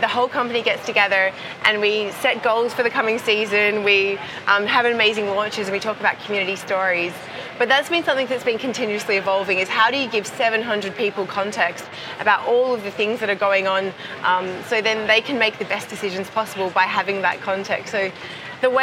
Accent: Perth, Western Australia, Australia; Perth, my hometown in Australia

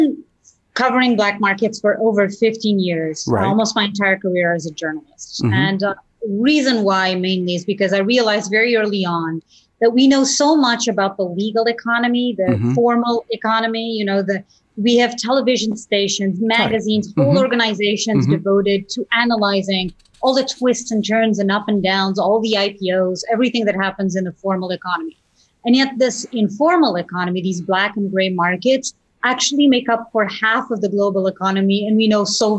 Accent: Portugal; English is a second language; I used to watch the nightly news show with my family growing up in Portugal. And I'd listen to these anchors on Portuguese television talk about what was happening all around the world

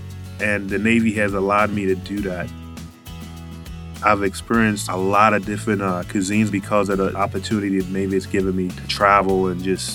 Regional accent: Charlotte Amalie, U.S. Virgin Islands; moved away; I'm a CTTC from St. Thomas, Virgin Islands

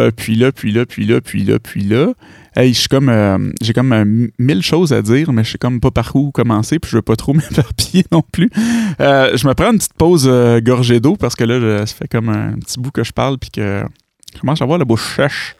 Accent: Granby, Quebec, Canada; je suis de Granby

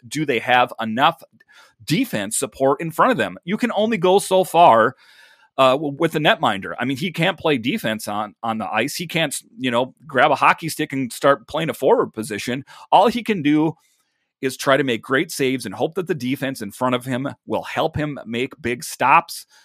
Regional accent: Minnesota, United States; I'm from Minnesota myself

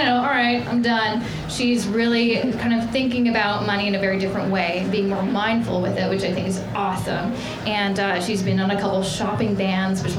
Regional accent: Vancouver, British Columbia, Canada; in Vancouver, my hometown

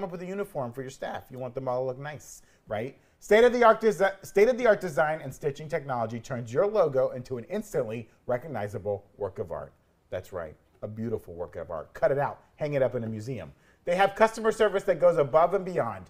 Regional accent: Florida, United States; I am from Florida, and Florida's like a weird place that doesn't really have an accent

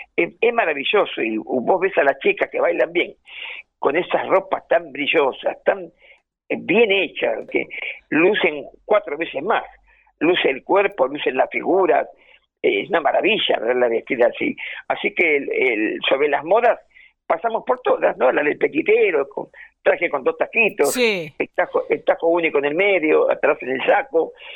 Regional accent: Buenos Aires, Argentina; yo me crié en Boedo

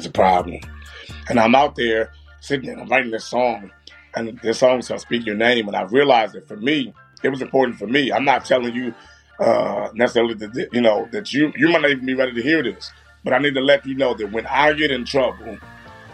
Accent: Baltimore, Maryland, United States; I'm from Baltimore, born and raised

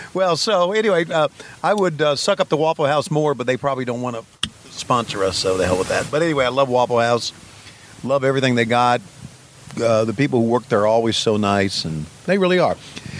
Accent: Virginia, United States; Well, I'm from the South. Well, not really. Virginia's from the South.

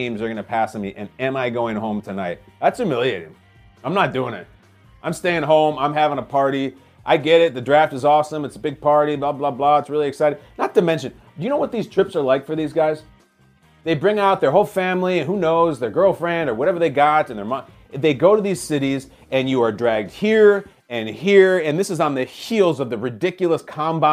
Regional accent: Chicago, Illinois, United States; my hometown, the Chicago Bears

